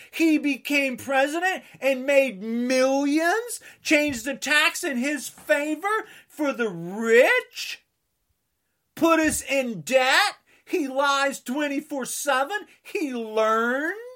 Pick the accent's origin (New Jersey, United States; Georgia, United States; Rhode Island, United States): New Jersey, United States; I'm from New Jersey